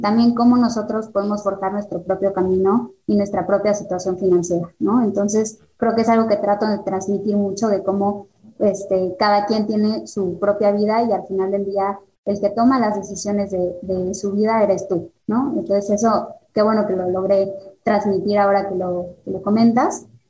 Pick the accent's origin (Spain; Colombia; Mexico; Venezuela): Mexico; Mexico City; moved away as an adult; now in Querétaro, Mexico; Yo soy de la Ciudad de México, pero me vengo a vivir a Querétaro por el trabajo de mi esposo